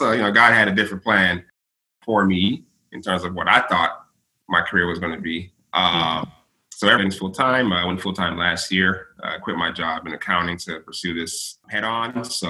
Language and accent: English; West Palm Beach, Florida, United States; My family is Jamaican. I'm pretty much a Jamaican. I was born and raised here in West Palm Beach.